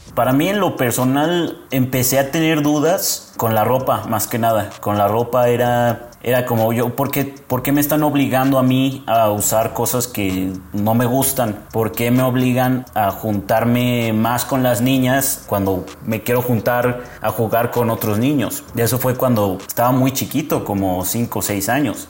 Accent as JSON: {"language": "Spanish", "region": "Mexico City", "country": "Mexico", "said": "soy de la Ciudad de México"}